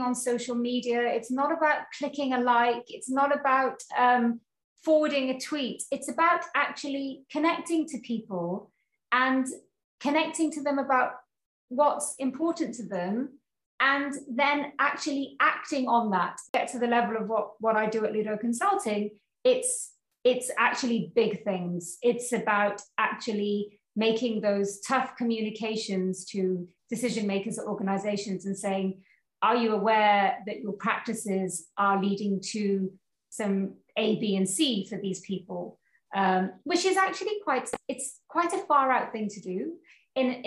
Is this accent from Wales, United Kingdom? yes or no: yes; Cwmbran, Wales, United Kingdom; moved away as an adult; also born or lived in Carmarthen; now in New Zealand; I was born and raised in Wales, in South Wales